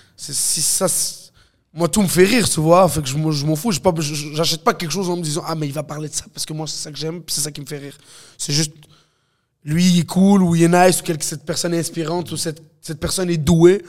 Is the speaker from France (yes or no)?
no; Montreal, Quebec, Canada; je viens de Montréal-Nord, je grandis avec des Haïtiens, des Africains, des Latinos, des Québécois